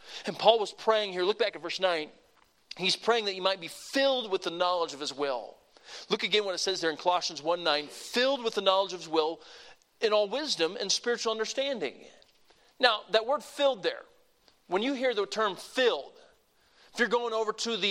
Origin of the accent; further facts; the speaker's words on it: the South, Southern United States, United States; I'm a Southerner